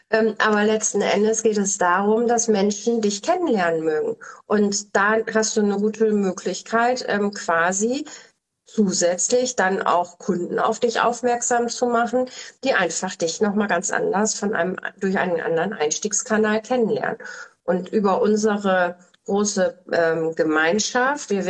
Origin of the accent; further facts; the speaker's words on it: Bremen, Germany; born there; Ich komme ja aus Bremen gebürtig.